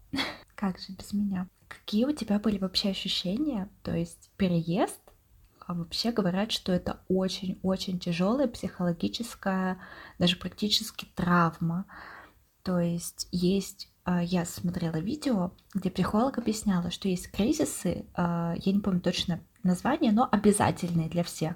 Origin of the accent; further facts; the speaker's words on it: Yekaterinburg, Sverdlovsk Oblast, Russia; moved away as an adult; now in Saint Petersburg, Russia; обе мы родились в Екатеринбурге